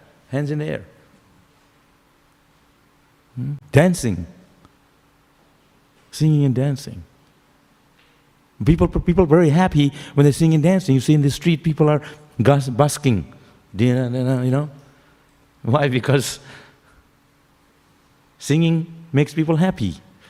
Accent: Shantipur, West Bengal, India; I was born in Shantipur, at the edge of the lotus, still inside the lotus.

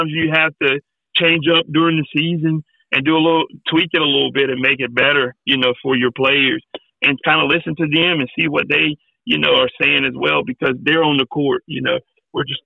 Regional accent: Winterville, North Carolina, United States; also born or lived in Ayden, North Carolina; I grew up in Winterville. I went to D.H. Conley High School, and then just went to ECU

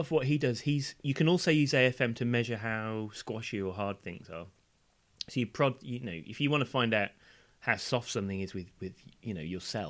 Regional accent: Wales, United Kingdom; born there; You'll also notice that my accent is not of the Welsh variety.

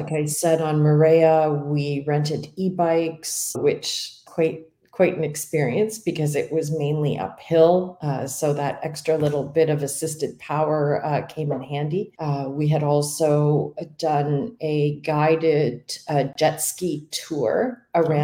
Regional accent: Canada; As a Canadian

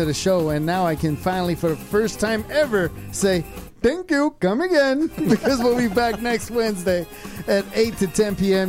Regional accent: Germany; moved away; my hometown, Germany, Deutschland

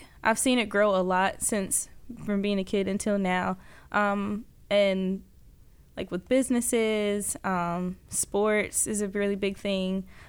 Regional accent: Rock Hill, South Carolina, United States; I am actually from Rock Hill, been here most of my life and born here. Graduated from South Point High School.

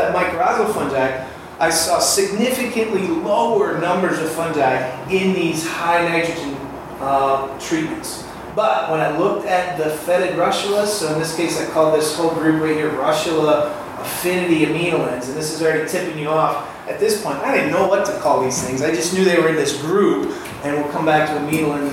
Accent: Michigan, United States; moved away; I grew up in Michigan, so I go back to see my family there

